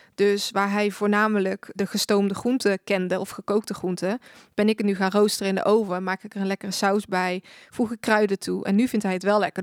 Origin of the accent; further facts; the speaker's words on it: 's-Hertogenbosch, North Brabant, Netherlands; Ik ben 25 jaar en ik kom uit Den Bosch